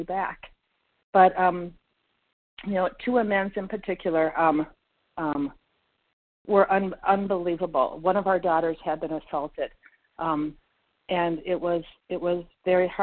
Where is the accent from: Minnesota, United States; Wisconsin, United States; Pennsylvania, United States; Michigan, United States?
Minnesota, United States; also born or lived in Florida; we're from Minnesota